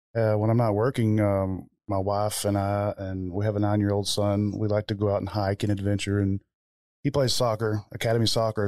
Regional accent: Kentucky, United States; growing up in Kentucky

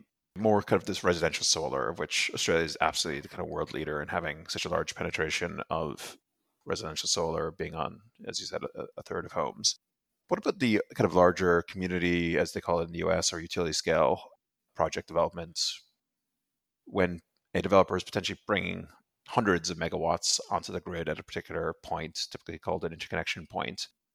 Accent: Ireland; also born or lived in Europe; You know, I'm originally from Ireland, grew up mostly in Europe.

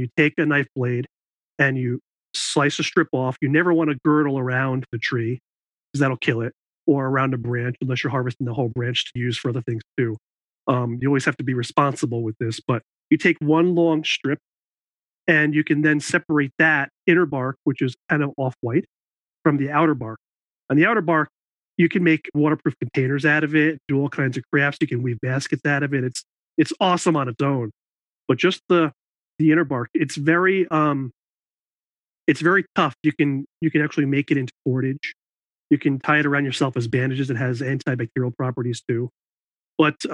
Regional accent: New York, United States; I grew up in New York, and I went to college at SUNY New Paltz

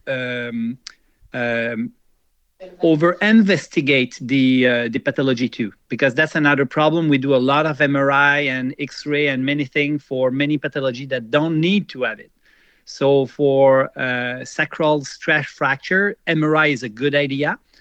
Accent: Quebec, Canada; also born or lived in Jura, Switzerland; I immigrated when I was young, 10 years old and uh, so I grew up in Canada, and I feel a lot more Canadian and Quebecer than uh, Swiss.

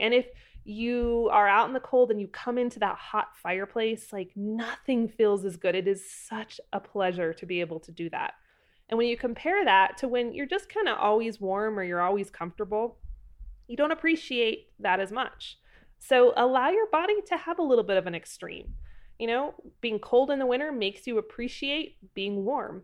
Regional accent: Pacific Northwest, Idaho Panhandle, United States; I am from the Pacific Northwest, up in the Idaho Panhandle, and we had very dark, very dreary, gloomy, uh, falls and winters

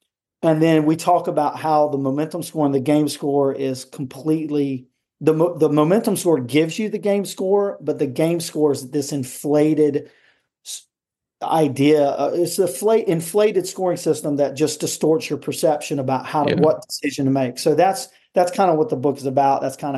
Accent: Cary, North Carolina, United States; college tennis at North Carolina State here in Raleigh, North Carolina. And that's where we're from Cary.

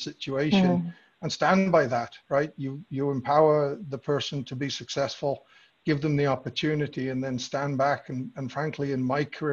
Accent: England, United Kingdom; moved away; I grew up in England

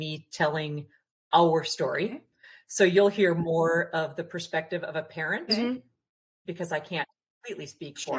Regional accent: Minnesota, United States; I'm from Minnesota

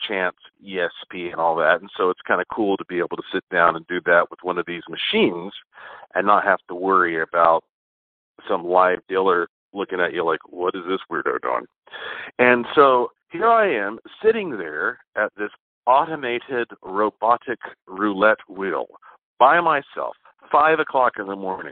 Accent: North Carolina, United States; I'm from North Carolina.

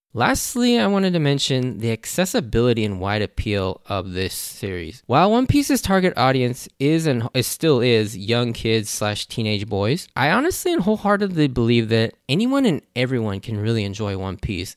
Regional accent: United States; I'm Japanese American. I was born and raised in the U S

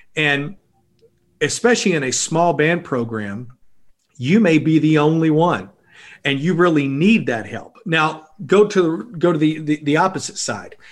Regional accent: Blytheville, Arkansas, United States; I grew up in Blytheville, Arkansas

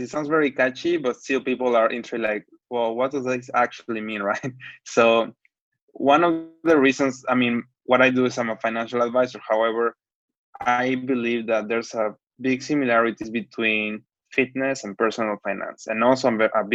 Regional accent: Mexico; moved away as an adult; also born or lived in Hong Kong / Canada / Paris; now in Shanghai, China; I'm from Mexico.

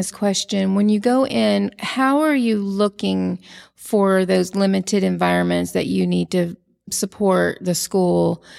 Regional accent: Austin, Texas, United States; And I eat breakfast tacos and I'm from Austin.

